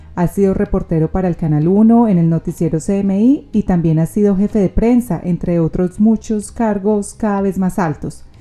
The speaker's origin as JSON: {"language": "Spanish", "country": "Colombia", "moved": "yes", "lives_now": "Australia", "said": "los colombianos que estamos aquí en Australia"}